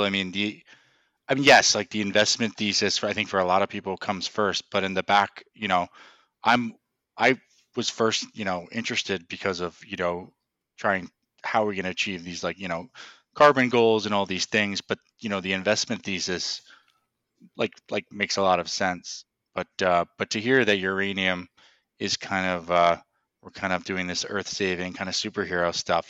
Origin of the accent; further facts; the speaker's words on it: Westchester, New York, United States; I grew up in Westchester, ten minutes away from West Point.